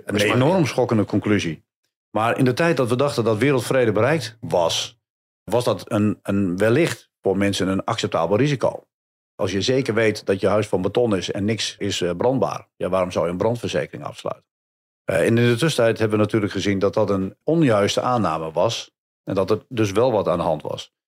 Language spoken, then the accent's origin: Dutch; Hattem, Gelderland, Netherlands; Ik kom zelf uit Hattem, vlakbij eh, bij Zwolle.